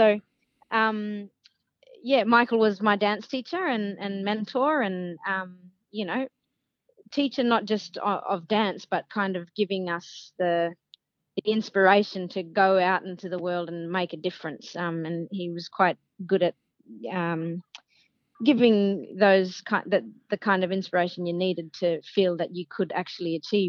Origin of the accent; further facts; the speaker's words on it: Broome, Western Australia, Australia; I'm calling in from Broome in Rubibi on Yaru country, where I was born and bred.